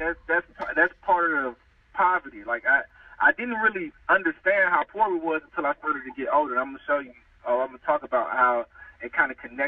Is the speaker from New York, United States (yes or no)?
no; Louisiana, United States; moved away as an adult; now in California, United States; I was born in California, and I moved to Louisiana when I was like 6 years old